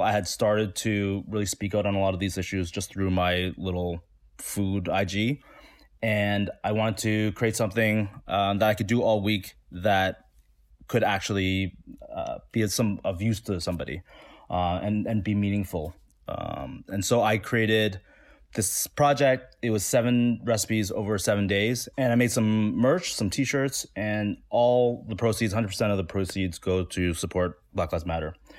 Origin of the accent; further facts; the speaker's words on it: Toronto, Ontario, Canada; I grew up in the east side Chinatown in Toronto